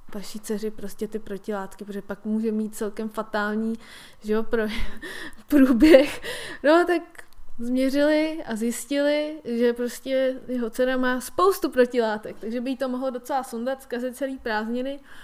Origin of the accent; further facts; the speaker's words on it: Czechia; my jako Češi